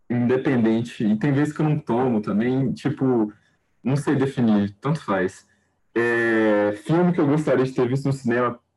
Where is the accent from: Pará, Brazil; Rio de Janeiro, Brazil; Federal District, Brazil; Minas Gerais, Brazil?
Federal District, Brazil; Brasília; born there; also born or lived in São Luís; now in Belo Horizonte, Brazil; eu nasci em Brasília, mas já morei em São Luís e agora estou morando em BH